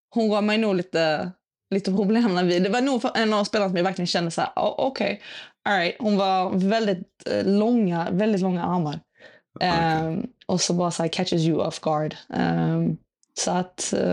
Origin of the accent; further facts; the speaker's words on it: Sweden; Yes, det var jätteskönt. Fick uh, nio dagar hemma i Sverige.